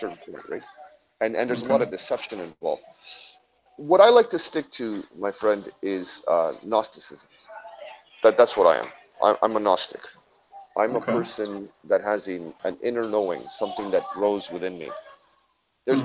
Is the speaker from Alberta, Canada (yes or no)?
no; Quebec, Canada; I'm from Quebec, so from Canada, Quebec, Canada.